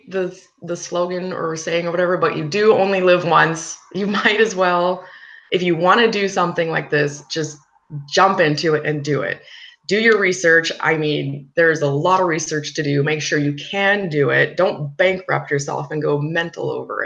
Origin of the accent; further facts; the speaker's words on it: Canada; moved away as an adult; I'm actually from Canada.